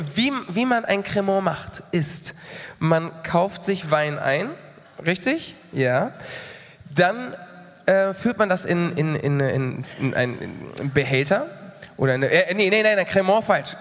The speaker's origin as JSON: {"language": "German", "area": "Mallorca", "region": "Balearic Islands", "country": "Spain", "tie": "born or raised there", "moved": "yes", "said": "ich bin ja auf Mallorca groß geworden"}